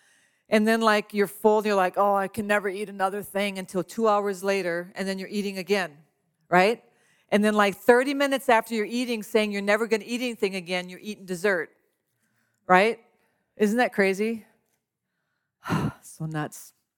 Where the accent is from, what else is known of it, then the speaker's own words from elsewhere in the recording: Louisiana, United States; I'm from Louisiana. I am Cajun to the core. I don't sound like it, but I eat like it.